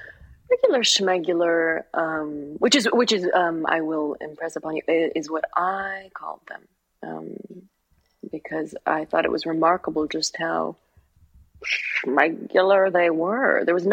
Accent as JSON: {"language": "English", "country": "United Kingdom", "said": "I have a British sister, so I have a British niece. I am British."}